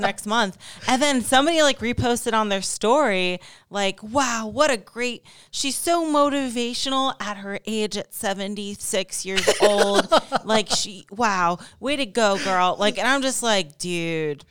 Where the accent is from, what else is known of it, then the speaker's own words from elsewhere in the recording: Ohio, United States; now in Las Vegas, United States; I'm from Ohio